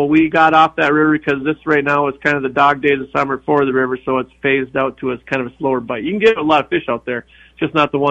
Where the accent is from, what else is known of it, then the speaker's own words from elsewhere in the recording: Stillwater, Minnesota, United States; also born or lived in Bemidji, Minnesota; now in Duluth, United States; I grew up in Stillwater, Minnesota